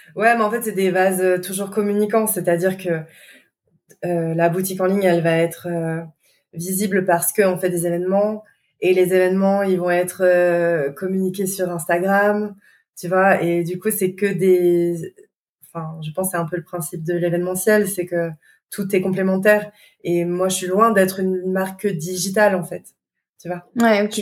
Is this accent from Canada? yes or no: no; Lyon, Auvergne-Rhône-Alpes, France; nous en tant que Lyonnais